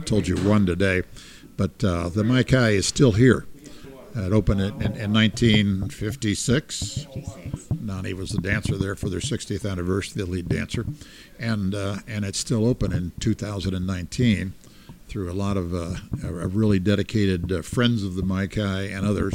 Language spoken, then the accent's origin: English; Fort Lauderdale, Florida, United States; I grew up in Lauderdale